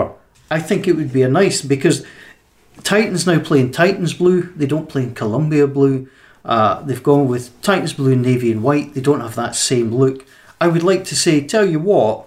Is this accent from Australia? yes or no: no; Scotland, United Kingdom